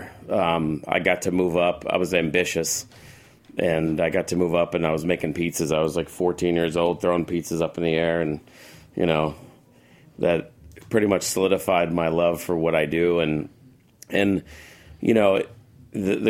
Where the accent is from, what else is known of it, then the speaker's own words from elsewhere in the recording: Paramus, New Jersey, United States; also born or lived in Chicago; now in Los Angeles, United States; I'm from Jersey. I grew up in Paramus